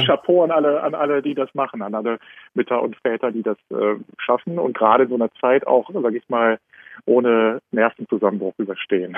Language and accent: German; Germany; moved away as an adult; now in Vienna, Austria; ich komme ja aus Deutschland, aber wohne jetzt gerade in Wien